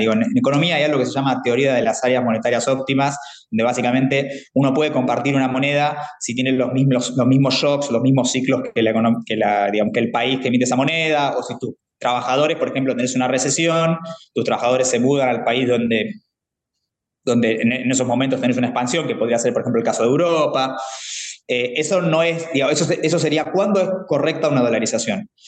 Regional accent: Argentina

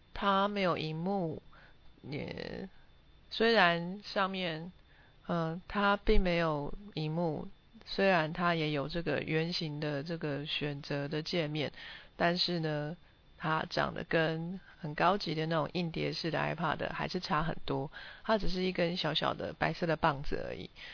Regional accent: Taiwan; 我完全是一个土生土长台湾人，我没有在国外留学过，我也没有在国外生活过

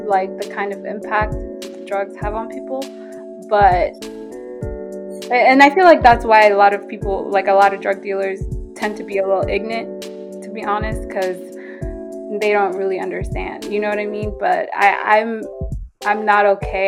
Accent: Ethiopia; moved away; I'm from Ethiopia.

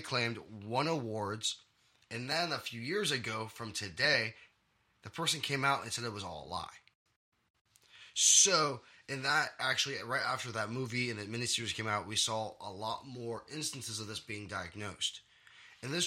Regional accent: Chicagoland, Illinois, United States; some of the schools I grew up with around Chicagoland

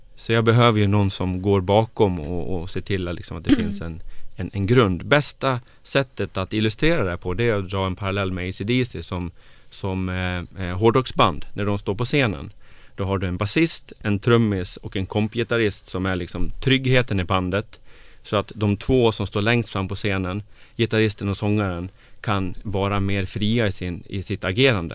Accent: Grycksbo, Dalarna County, Sweden; moved away as an adult; also born or lived in Falun / Stockholm; jag är ju från Dalarna. Jag är född och uppvuxen i Grycksbo

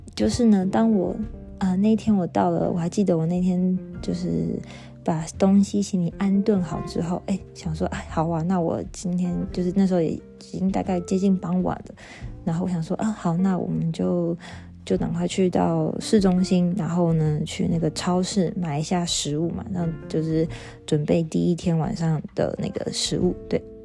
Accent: Taiwan; moved away as an adult; now in Göttingen, Germany; 身为台湾人

